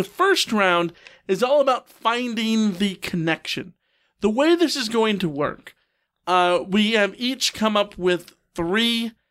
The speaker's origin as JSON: {"language": "English", "country": "United States", "said": "And us dumb Americans"}